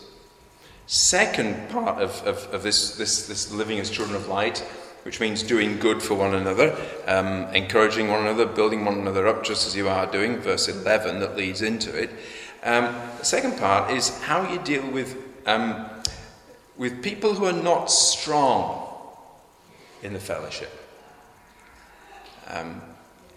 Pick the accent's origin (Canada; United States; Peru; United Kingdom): United Kingdom